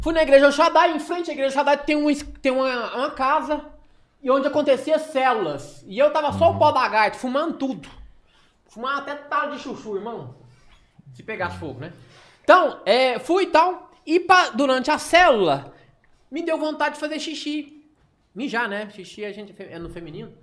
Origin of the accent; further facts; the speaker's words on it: Araguari, Minas Gerais, Brazil; also born or lived in Uberlândia / Pará / Patrocínio; Nascido e criado em Araguari.